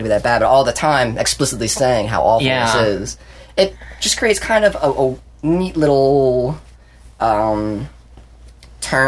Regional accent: United States; I grew up in Amish country, so every day, like, the horses would drive by my house

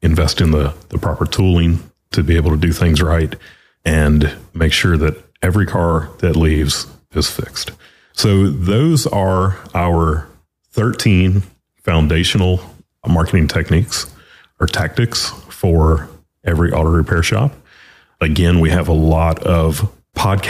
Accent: Louisiana, United States; moved away; also born or lived in North Carolina; Kim and I, we are both from Louisiana

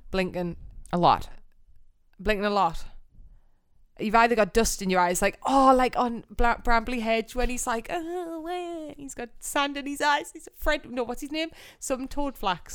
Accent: Geordie, North East England, United Kingdom; accent: Geordie; the other person you know that has my accent

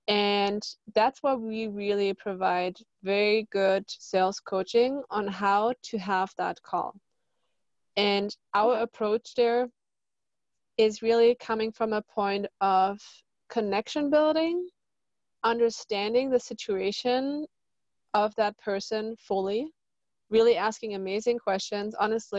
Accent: Germany; now in Laguna Beach, United States; From Germany.

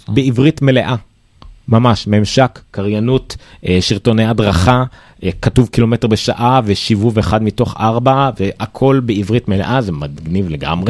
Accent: Israel; אנחנו ישראלים

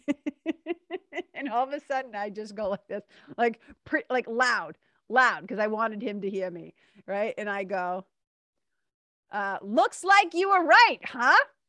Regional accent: Boston, Massachusetts, United States; accent: Boston; my Boston accent

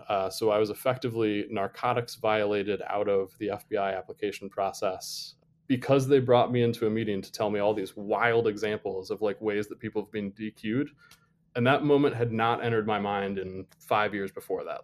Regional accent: Toledo, Ohio, United States; moved away; growing up outside of Toledo, Ohio

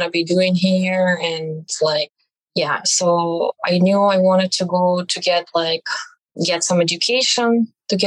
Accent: Belarus; moved away as an adult; now in United States; I am from Belarus

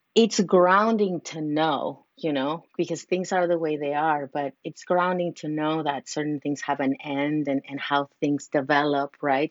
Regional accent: Mexico City, Mexico; moved away as an adult; now in California, United States; I'm originally from Mexico City, but have been living in California for many years, like 16 years.

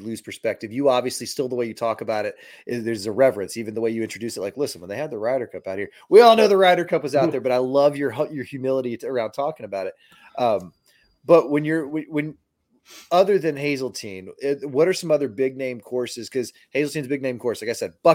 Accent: Florida, United States; moved away as an adult; also born or lived in Jacksonville, Florida / Tallahassee, Florida / Maine; now in Salem, United States; I grew up in Florida. Florida, in Jacksonville and Tallahassee

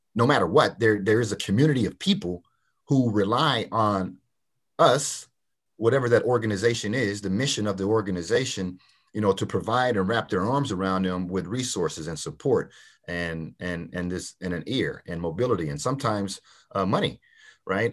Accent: Port Arthur, Texas, United States; I grew up in Port Arthur, Texas

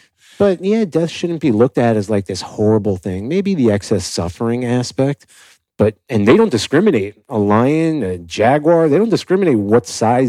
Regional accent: Miami, Florida, United States; Yeah, I grew up in Miami

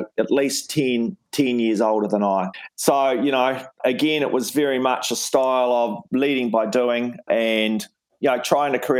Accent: Invercargill, Southland, New Zealand; moved away; also born or lived in Wellington; where I grew up in Invercargill in Southland

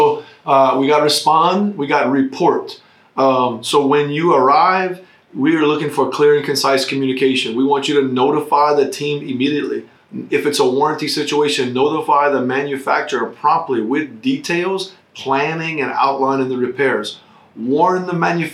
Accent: United States; as American citizens

